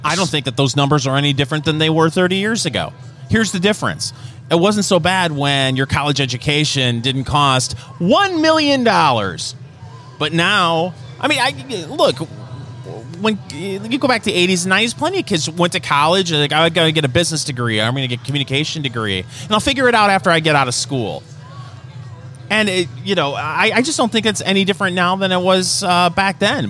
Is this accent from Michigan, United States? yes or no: yes; Saginaw, Michigan, United States; my hometown, uh, Saginaw, Michigan